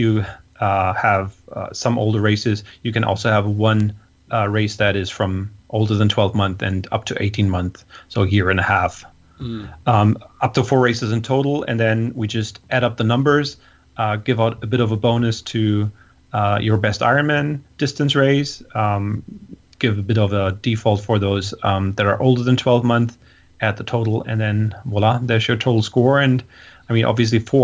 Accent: Hamburg, Germany; in Hamburg in my hometown

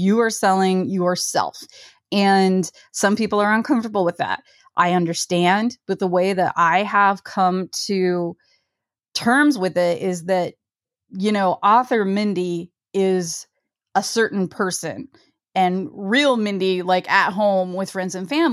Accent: Ohio, United States; I'm from Ohio

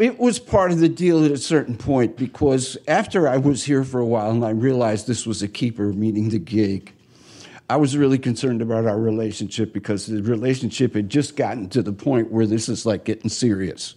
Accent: New York, United States; moved away as an adult; also born or lived in Minneapolis; I'm from New York.

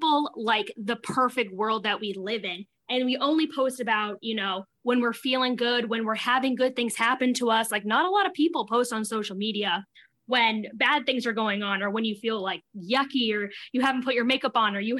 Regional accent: Providence, Rhode Island, United States; I'm from Providence, Rhode Island

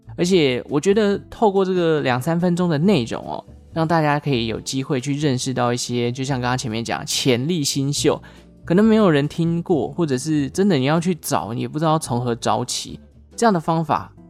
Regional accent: Taichung, Taiwan; 我又是台中人

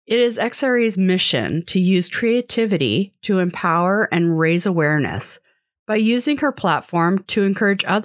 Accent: Vancouver, British Columbia, Canada; I grew up in Vancouver

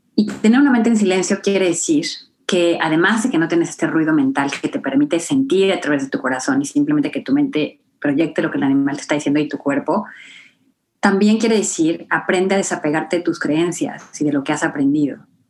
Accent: Acapulco, Guerrero, Mexico; yo vengo de Acapulco, ¿no? En México

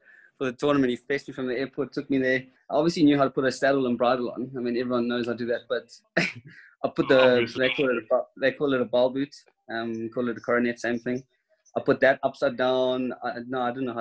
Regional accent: South Africa; I'm a South African.

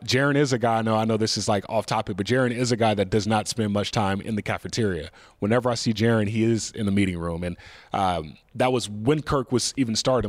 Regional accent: North Carolina, United States; being from North Carolina

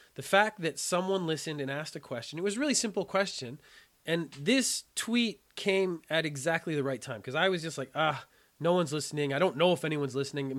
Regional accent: Canada; When I was a child, I was terrible at French, being Canadian. I had to study French in school

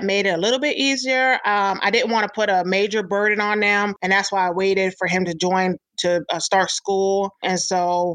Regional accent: upstate New York, United States; moved away as an adult; also born or lived in Hawaii; I'm originally from New York State, upstate New York

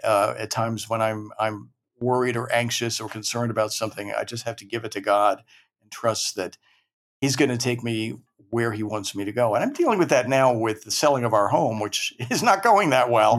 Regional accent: Maryland, United States; moved away as an adult; now in New York, United States; even though I grew up in Maryland, uh, I still consider myself a Maryland boy

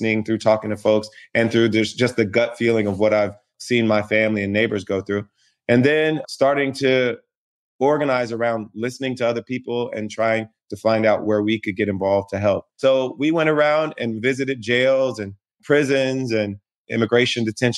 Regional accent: Springfield, Ohio, United States; I grew up in Springfield, Ohio, a small city between Dayton and Columbus on I-70

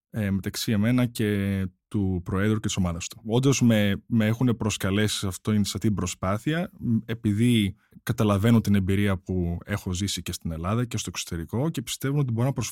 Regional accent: United States; Και νομίζω είμαστε τρει από την Αμερική. Και νομίζω είμαστε οι μόνοι τρει που τουλάχιστον ε, ξέρω.

